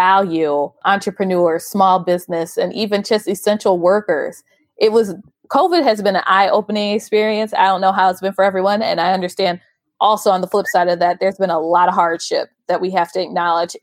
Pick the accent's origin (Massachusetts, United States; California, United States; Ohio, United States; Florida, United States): Ohio, United States; Cleveland; moved away; going back home and like seeing that there's even tech events is mind blowing to me, because in Cleveland, similar situation